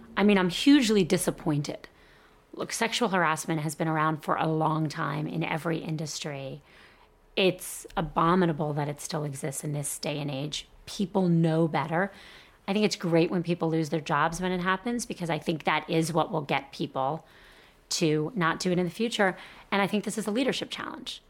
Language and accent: English; Miami, Florida, United States; I grew up in Miami